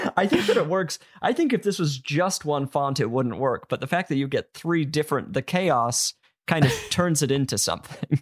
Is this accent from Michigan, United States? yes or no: no; Utah, United States; growing up in Utah